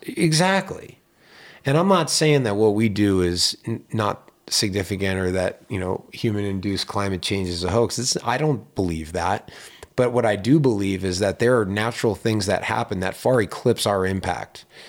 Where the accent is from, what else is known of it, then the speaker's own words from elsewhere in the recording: Pittsburgh, Pennsylvania, United States; now in Lake Tahoe, United States; when I grew up in Pittsburgh, Pennsylvania